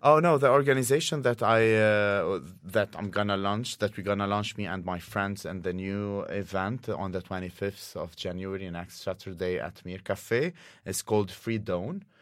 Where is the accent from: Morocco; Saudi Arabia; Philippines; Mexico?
Saudi Arabia; now in Oslo, Norway; I grew up in Saudi Arabia